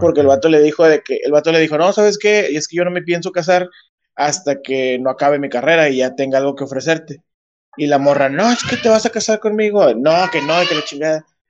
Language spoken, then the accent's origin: Spanish; Monterrey, Nuevo León, Mexico; Yo soy más regio que la, que, la carnita asada, soy más regio que, que el cabrito al pastor